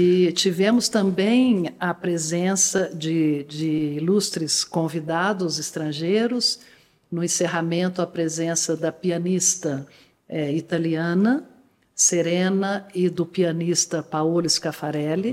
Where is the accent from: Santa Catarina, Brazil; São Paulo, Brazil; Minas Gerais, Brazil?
Minas Gerais, Brazil; Guaxupé; also born or lived in Poços de Caldas; Nós morávamos em Guaxupé, passei minha infância em Guaxupé